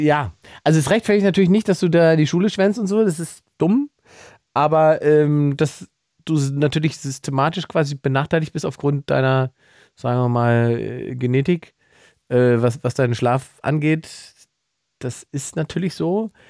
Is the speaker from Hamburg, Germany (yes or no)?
no; Salzwedel, Saxony-Anhalt, Germany; moved away; ich komme ja aus Sachsen-Anhalt ursprünglich. In einem kleinen Nest oh. namens Salzwedel.